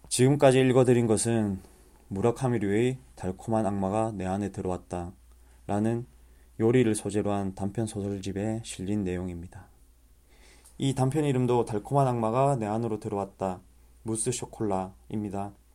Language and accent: Korean; Masan, South Gyeongsang, South Korea; 제 고향인 마산에서